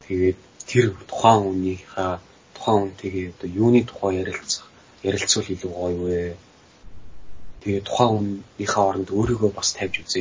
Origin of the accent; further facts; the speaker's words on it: Mongolia; би нөгөө Монгол төрөөд Монгол өссөн хүн англи хэлийг бас тэгж сайн мэдэхгүй.